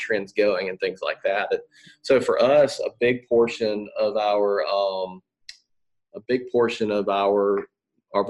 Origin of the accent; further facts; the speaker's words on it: Atmore, Alabama, United States; I grew up in Atmore, Alabama